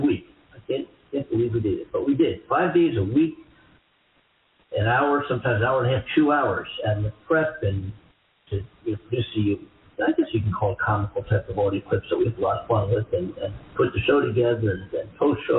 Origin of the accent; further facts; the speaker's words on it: East Coast, United States; now in Los Angeles, United States; I'm from the East Coast